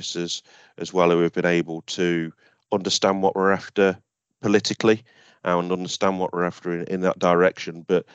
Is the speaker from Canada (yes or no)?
no; Beeston, East Midlands, United Kingdom; I'm from Beeston. I've lived here all my life, so I love it round here.